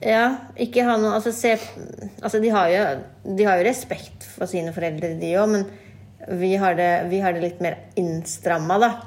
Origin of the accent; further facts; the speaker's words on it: Norway; Jeg ser jo ikke på meg selv som norsk, selv om jeg er født og oppvokst i Norge